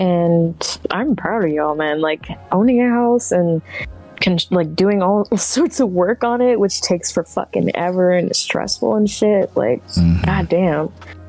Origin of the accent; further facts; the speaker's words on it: Canada; English is a second language; as a Canadian